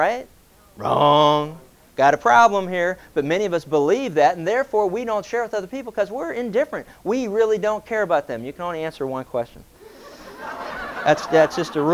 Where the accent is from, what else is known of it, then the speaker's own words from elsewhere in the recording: Pennsylvania, United States; growing up in Pennsylvania